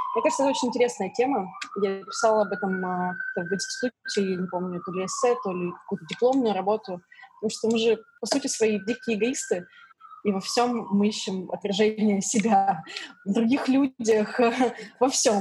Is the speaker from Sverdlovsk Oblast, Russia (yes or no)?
yes; Yekaterinburg, Sverdlovsk Oblast, Russia; moved away as an adult; also born or lived in London, United Kingdom; now in New York, United States; Я родилась на Урале, в городе Екатеринбург. Там выросла, жила до 17 лет.